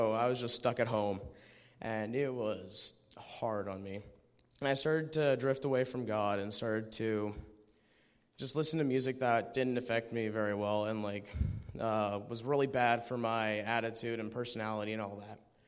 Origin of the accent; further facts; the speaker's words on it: Medicine Hat, Alberta, Canada; I'm from Medicine Hat